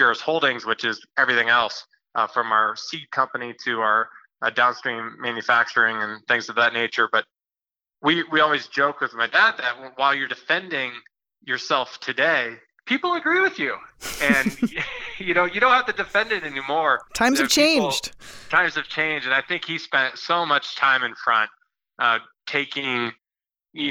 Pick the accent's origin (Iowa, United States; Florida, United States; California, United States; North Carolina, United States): Iowa, United States; I grew up in Iowa